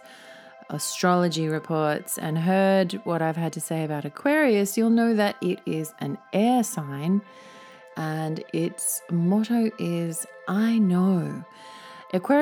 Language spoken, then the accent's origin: English; Australia; now in Tokyo, Japan; as an Australian who isn't really that used to snow